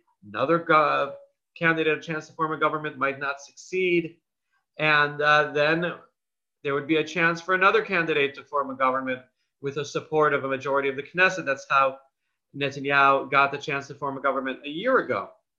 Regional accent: Chicago, Illinois, United States; now in Israel; You know, I'm from Chicago. I like tall buildings.

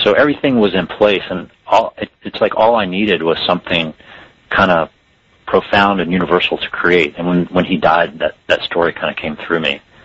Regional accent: the South, United States; growing up in the South and the small town that I did

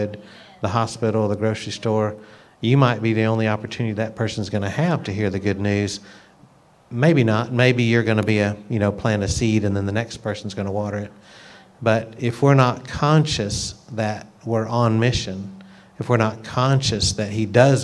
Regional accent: United States; as an American who lived a lot of my life as a, like a nominal Christian

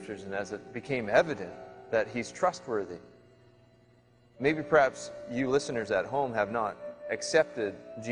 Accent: British Columbia, Canada; I'm from Sliam in British Columbia.

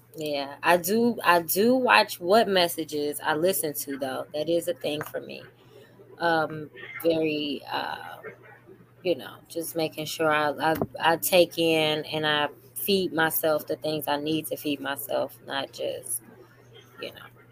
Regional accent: Chicago, Illinois, United States; I'm from Chicago

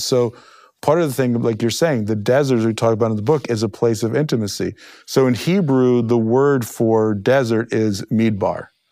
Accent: New Jersey, United States; I grew up in the Holy Land, New Jersey

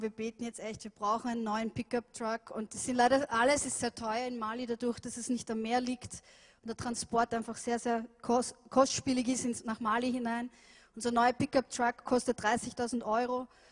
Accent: Vienna, Austria; ich bin ja in Wien aufgewachsen

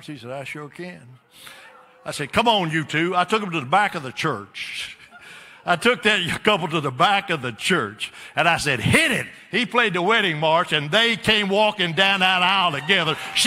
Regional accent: Alabama, United States; from Alabama.

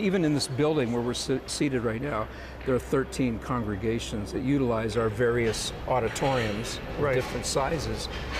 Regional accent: Canada; now in Israel; You know, I came from Canada.

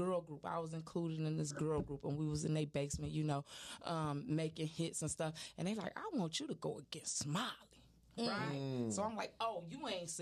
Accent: Detroit, Michigan, United States; I grew up on Linwood in Monterey

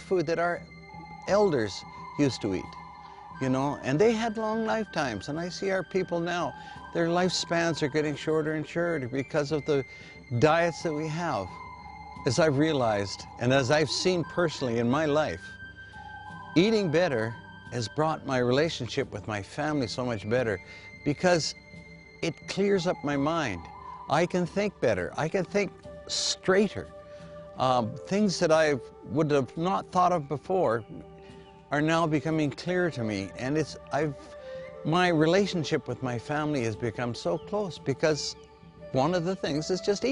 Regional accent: Manitoba, Canada; now in Terrace, Canada; I'm a Cree from Manitoba, Canada. And I moved to this terrace about 30 years ago.

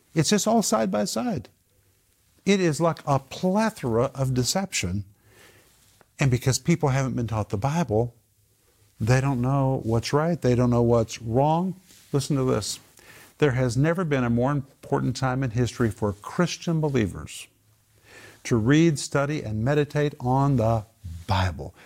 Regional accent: Sand Springs, Oklahoma, United States; I grew up in Sand Springs

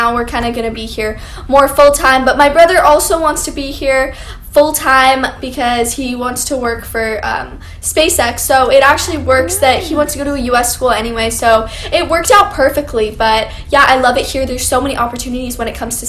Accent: Canada; I'm actually from Canada

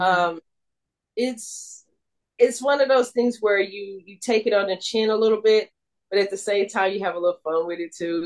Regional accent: Houston, Texas, United States; I went to Prairie View because you know I grew up in Third Ward, so you know I'm I'm right there in the neighborhood anyway

